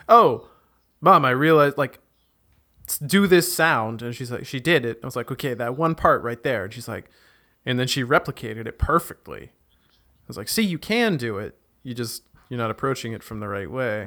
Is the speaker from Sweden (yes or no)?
no; Canada; now in Germany; I grew up without AC in Canada